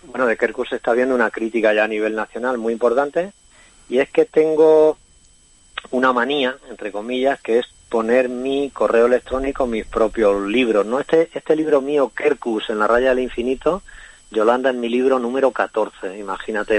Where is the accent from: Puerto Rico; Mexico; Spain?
Spain; Ciudad Real, Castilla-La Mancha; yo soy un escritor de Castilla-La Mancha también, de Ciudad Real.